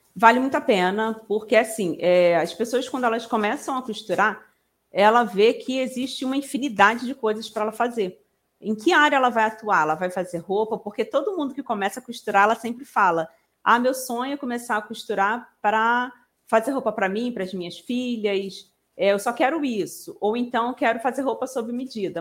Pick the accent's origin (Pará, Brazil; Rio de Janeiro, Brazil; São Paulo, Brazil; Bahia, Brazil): Rio de Janeiro, Brazil; eu sou daqui do Rio de Janeiro, nem falei, sou carioca.